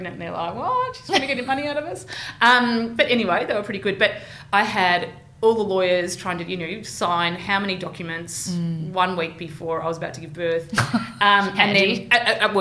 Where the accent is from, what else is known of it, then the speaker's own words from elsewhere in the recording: Geelong, Victoria, Australia; now in Melbourne, Australia; I'm from Geelong